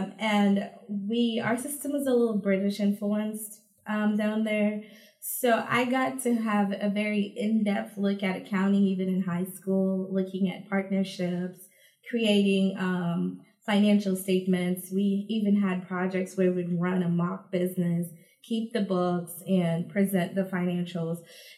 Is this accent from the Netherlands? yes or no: no; U.S. Virgin Islands; also born or lived in Dominica; So I grew up in the Caribbean between the two Caribbean countries, St. Thomas, U.S. Virgin Islands, which most people are familiar with, and then Dominica, which is located further down the archipelago of islands between Martinique and Guadeloupe.